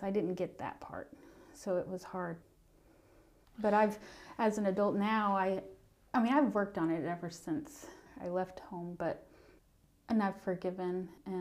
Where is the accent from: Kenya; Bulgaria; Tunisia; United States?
United States; North Carolina; also born or lived in Payson, Utah; growing up in North Carolina